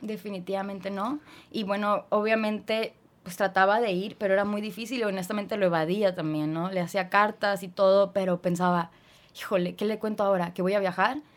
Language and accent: Spanish; Tijuana, Baja California, Mexico; also born or lived in Guadalajara, Jalisco; yo nací en Guadalajara, Jalisco. Y a los siete años de vida, pues ya nos venimos a vivir toda la familia a Tijuana